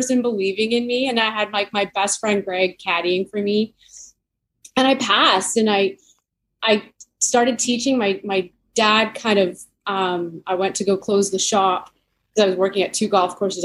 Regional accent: Leamington, Ontario, Canada; now in Western Canada; I'm an Ontario girl. So I grew up in Leamington, which is a small town. It's about 30 minutes from Windsor.

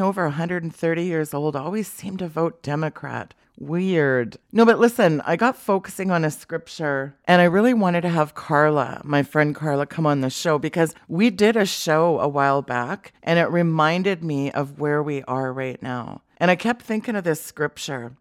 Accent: Canada; as a Canadian

